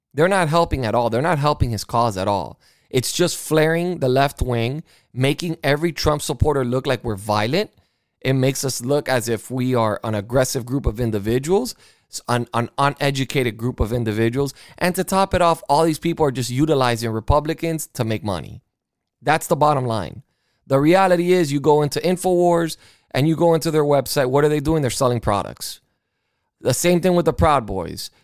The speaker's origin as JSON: {"language": "English", "country": "United States", "said": "I am an American"}